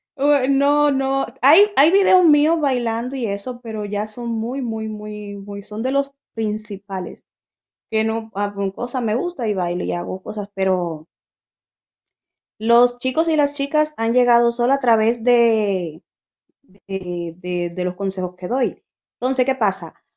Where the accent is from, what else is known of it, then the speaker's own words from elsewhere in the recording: Dominican Republic; moved away as an adult; also born or lived in Santo Domingo; now in Spain; la primera página que creé fue estando en Santo Domingo